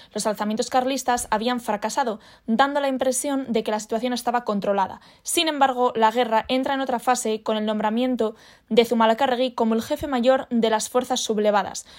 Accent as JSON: {"language": "Spanish", "region": "Basque Country", "country": "Spain", "said": "como sociedad vasca"}